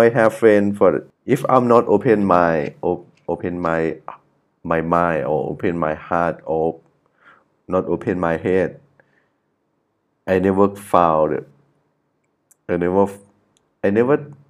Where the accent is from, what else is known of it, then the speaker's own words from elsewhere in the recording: Chiang Mai, Thailand; English is a second language; I'm from the Chiang Mai.